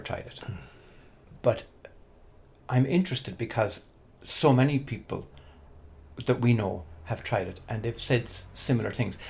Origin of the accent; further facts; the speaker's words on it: Ireland; I was born and reared in Holy Catholic Ireland